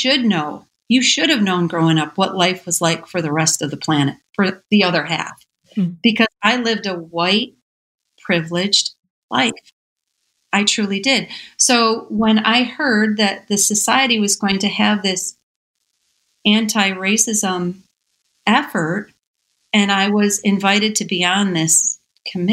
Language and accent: English; Michigan, United States; I was born and raised in Michigan in a little farming community